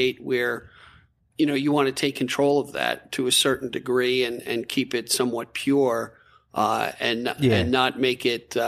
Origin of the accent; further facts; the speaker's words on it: Bethpage, New York, United States; I'm a Bethpage guy